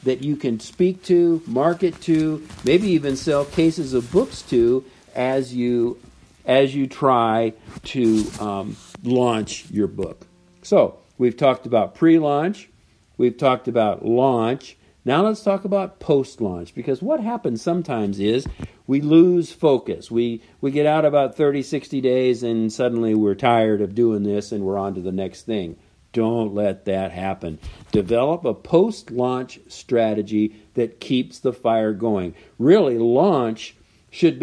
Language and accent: English; Southern California, United States; I'm from Southern California